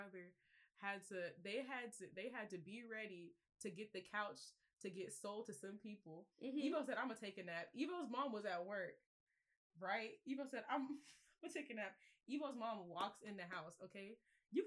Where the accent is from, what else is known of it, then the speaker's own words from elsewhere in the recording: Jacksonville, North Carolina, United States; I'm from Jacksonville, North Carolina